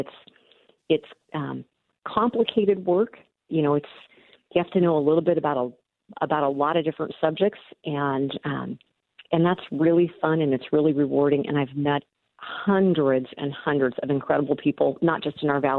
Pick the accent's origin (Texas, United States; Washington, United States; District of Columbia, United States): Washington, United States; Tri-Cities; moved away as an adult; also born or lived in Rocky Mountain states; now in Yakima, United States; I grew up in the Tri-Cities area and moved away for several years. Moved back, 2007